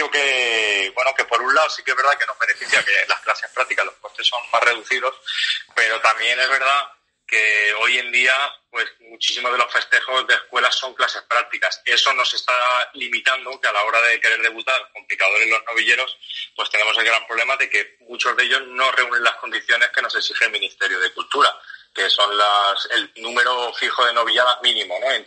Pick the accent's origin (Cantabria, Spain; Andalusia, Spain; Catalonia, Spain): Andalusia, Spain; Écija; born there; Mi familia aunque yo nací en Écija, pero mi familia, la mayoría es de, aquí de Écija, de Sevilla.